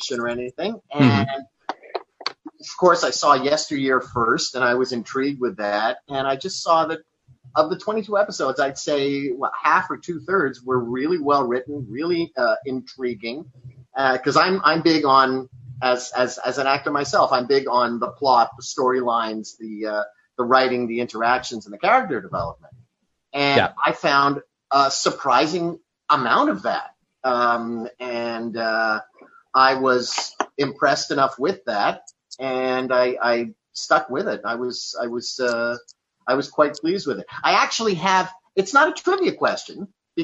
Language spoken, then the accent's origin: English; Canada; I'm from Canada